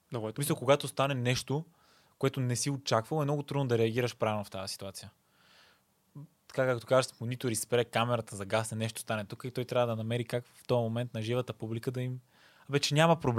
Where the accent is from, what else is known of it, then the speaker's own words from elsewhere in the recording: Burgas, Burgas Province, Bulgaria; born there; now in Sofia, Bulgaria; да, но съм роден в Бургас. На личната карта пише роден в Бургас.